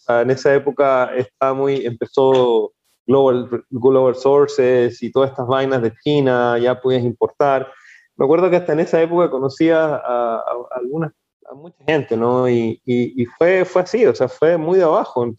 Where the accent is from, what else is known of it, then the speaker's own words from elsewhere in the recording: Chile; moved away as an adult; also born or lived in Spain; now in Ecuador; yo soy de origen chileno, chileno, los últimos 20 años de mi vida ha sido una, una aventura. Salí de Chile con rumbo a, España